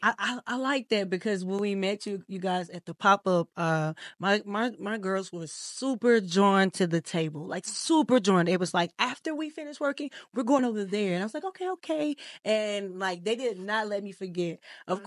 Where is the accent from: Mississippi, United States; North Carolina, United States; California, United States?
Mississippi, United States; I'm from Mississippi.